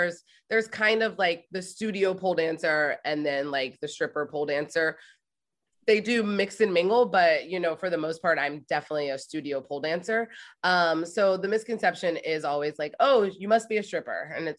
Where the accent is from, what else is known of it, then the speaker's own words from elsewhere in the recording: Ohio, United States; And I moved to New York City from Ohio. Like I graduated from Ohio State.